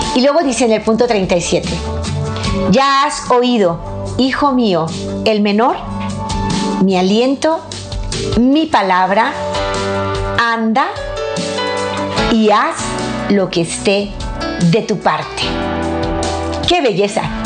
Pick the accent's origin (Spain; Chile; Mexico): Mexico; soy de México